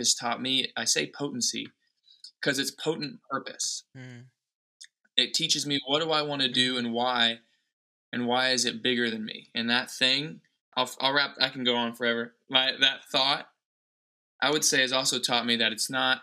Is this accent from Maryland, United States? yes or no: no; Anderson, Indiana, United States; now in Los Angeles, United States; I live here in Los Angeles, born and bred in Indianapolis, Indiana, small town, Anderson, Indiana.